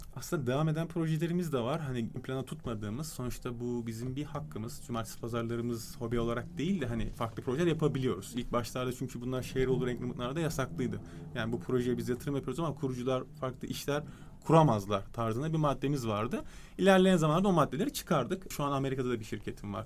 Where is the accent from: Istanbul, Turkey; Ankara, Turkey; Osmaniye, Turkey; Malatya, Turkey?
Istanbul, Turkey; also born or lived in London / United States; 3 Temmuz 1989 İstanbul Kadıköy doğumluyum